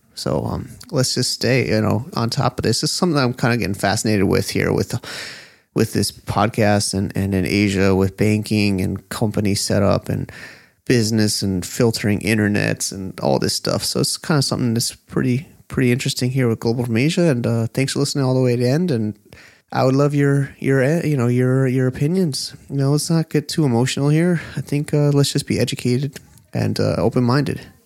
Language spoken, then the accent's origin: English; United States; moved away as an adult; now in China; I grew up American, uh, I grew up in America